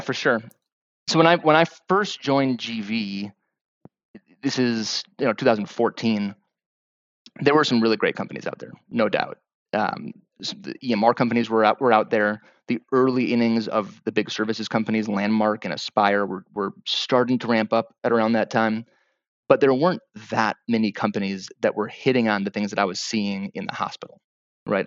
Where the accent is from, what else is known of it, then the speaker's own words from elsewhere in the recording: Wisconsin, United States; moved away as an adult; I'm from Wisconsin originally